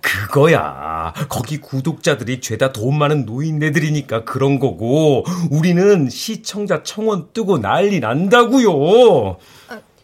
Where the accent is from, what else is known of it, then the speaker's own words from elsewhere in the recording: Seoul, South Korea; 나 압구정 토박이야